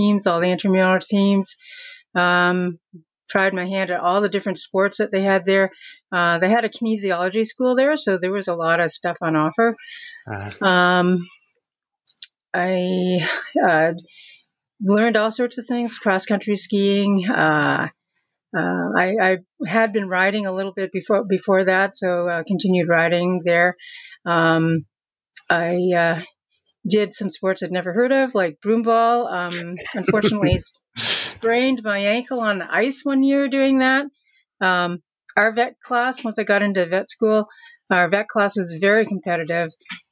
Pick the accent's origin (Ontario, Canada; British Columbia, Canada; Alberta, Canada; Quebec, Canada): Ontario, Canada; Windsor; moved away as an adult; now in Dartmouth, Canada; I grew up in Windsor, Ontario.